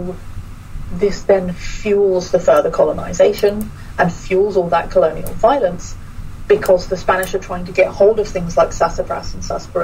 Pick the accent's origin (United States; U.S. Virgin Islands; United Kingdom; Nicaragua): United Kingdom; moved away as an adult; now in Astana, Kazakhstan; who I am as a British person